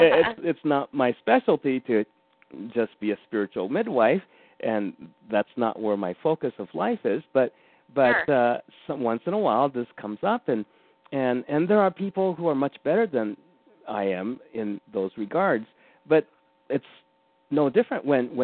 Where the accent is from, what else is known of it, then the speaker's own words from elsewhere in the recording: Japan; born there; I'm 100% Japanese. And I was born in Japan.